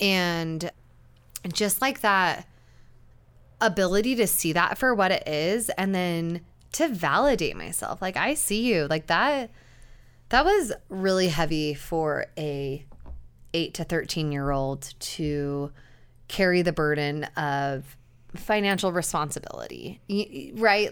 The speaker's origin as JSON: {"language": "English", "region": "Utah", "country": "United States", "tie": "born or raised there", "said": "growing up in Utah, and Utah County specifically"}